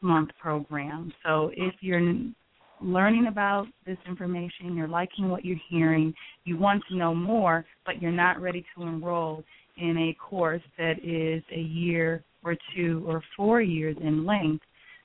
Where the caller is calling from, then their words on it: North Carolina, United States; I am calling from North Carolina